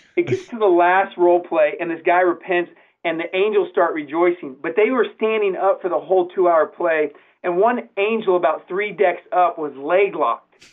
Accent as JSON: {"language": "English", "town": "San Diego", "region": "California", "country": "United States", "moved": "yes", "lives_now": "Branson, United States", "said": "I'm from San Diego, California"}